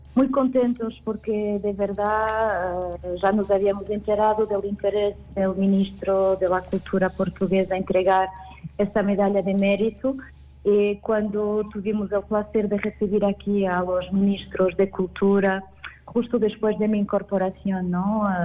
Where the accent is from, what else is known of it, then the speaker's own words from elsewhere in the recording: Extremadura, Spain; de mi tierra